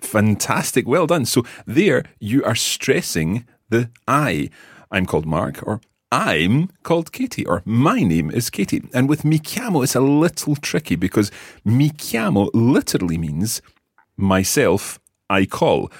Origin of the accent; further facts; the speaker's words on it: Scotland, United Kingdom; we are from Scotland. We live in Scotland